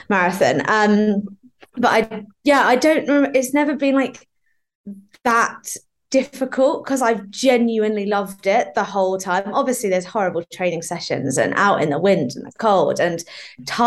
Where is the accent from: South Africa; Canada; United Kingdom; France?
United Kingdom; Norfolk, East of England; now in London, United Kingdom; I come from Norfolk and I now live in London